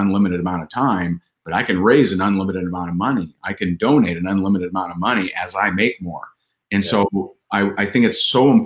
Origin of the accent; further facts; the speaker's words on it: Indiana, United States; in my home state of Indiana